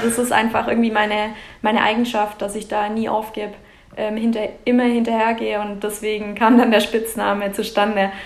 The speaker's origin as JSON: {"language": "German", "area": "Mietingen", "region": "Baden-Württemberg", "country": "Germany", "tie": "born or raised there", "said": "Ich komme genau aus Meeting. Das liegt äh, zwischen Laupheim und Biberach, also im schönen Schwabenland und ja, mitten auf dem Dorf."}